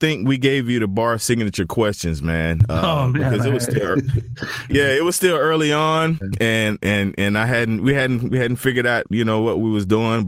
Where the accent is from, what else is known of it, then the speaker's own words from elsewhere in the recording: Southeast, United States; I'm from the Southeast